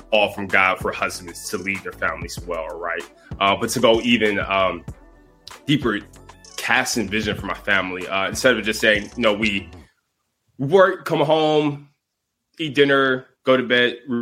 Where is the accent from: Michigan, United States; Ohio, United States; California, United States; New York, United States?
Michigan, United States; Detroit; I grew up in Detroit, Michigan, in the inner city